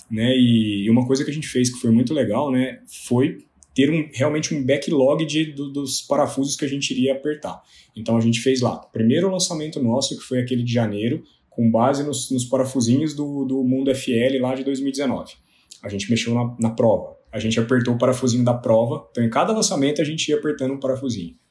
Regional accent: Lavras, Minas Gerais, Brazil; Eu sou de Lavras, do sul de Minas Gerais.

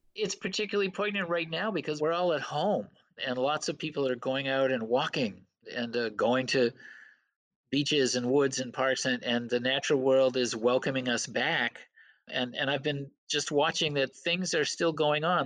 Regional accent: Belfast, Maine, United States; also born or lived in Waterville, Maine; growing up on Penobscot Bay in Belfast

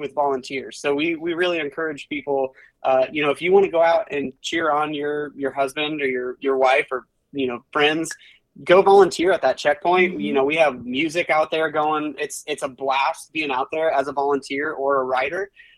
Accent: western Iowa, United States; I grew up in Iowa, actually, on the western side of the state.

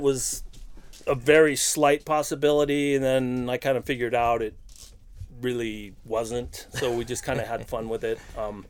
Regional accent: Chula Vista, California, United States; I'm from Chula Vista, yeah.

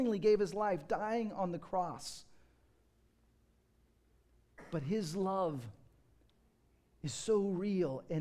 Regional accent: United States; growing up in America and the Western world

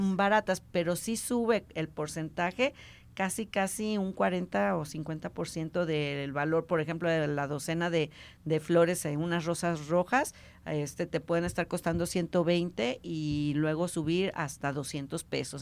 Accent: Mexico; nosotros como mexicanos

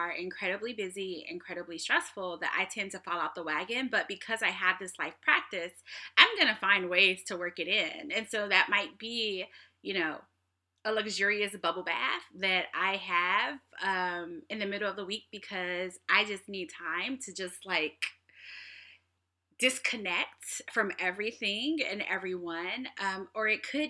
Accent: Kansas City, Missouri, United States; now in Seattle, United States; I'm from Kansas City

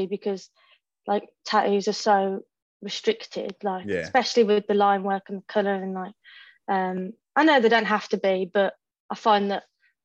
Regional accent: Wolverhampton, West Midlands, United Kingdom; moved away as an adult; now in Birmingham, United Kingdom; I started apprenticing in like my hometown, from Wolverhampton originally

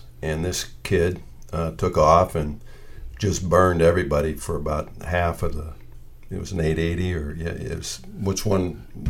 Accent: Warren, Ohio, United States; my hometown of Warren

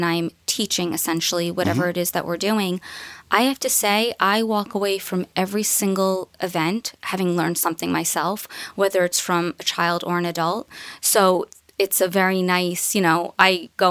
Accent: New York City, New York, United States; where I grew up in Queens.

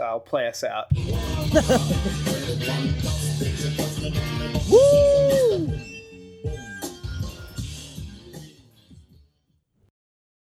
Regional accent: New York City, New York, United States; I'm from Brooklyn

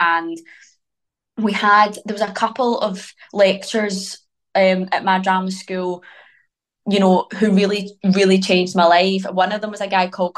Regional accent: Glasgow, Scotland, United Kingdom; accent: Glaswegian; my Glaswegian accent

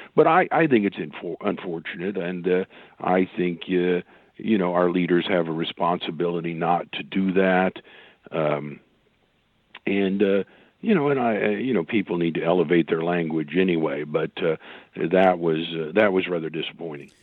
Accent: Oklahoma, United States; my home state here in Oklahoma

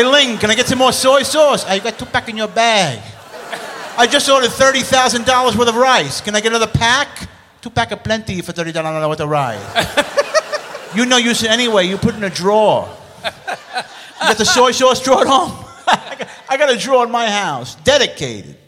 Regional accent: New York, United States; I was born in New York

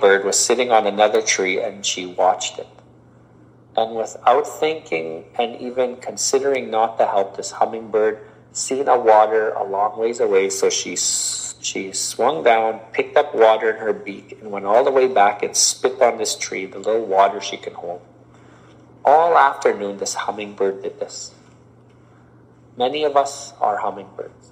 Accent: Canada; As one Indigenous person, I am a Canadian, but I'm also a First Nation person

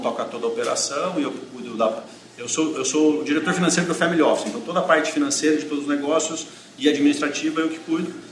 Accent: Mogi Mirim, São Paulo, Brazil; moved away as an adult; now in Campinas, Brazil; Eu, na realidade, sou de Mogi, Mirim, aqui perto, né? Aí eu com 19 anos eu fui para São Paulo

